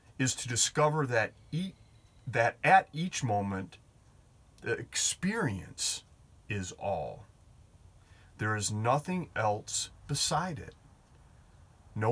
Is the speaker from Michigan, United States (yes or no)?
yes; Detroit, Michigan, United States; that's my hometown here